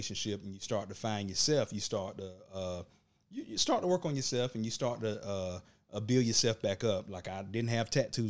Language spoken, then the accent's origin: English; Georgia, United States; Okay. Well, I'm from Burke County.